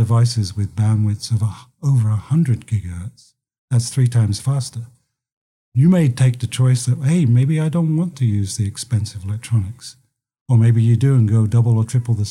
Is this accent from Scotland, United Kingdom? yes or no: no; London, United Kingdom; moved away as an adult; now in United States; as you can probably tell from my accent, I came from London, but I came here in 1985